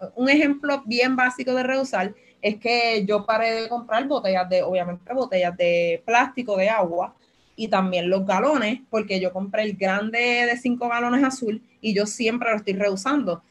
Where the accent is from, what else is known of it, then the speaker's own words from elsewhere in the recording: Loíza, Puerto Rico; vengo desde Loíza, un municipio que está súper segregado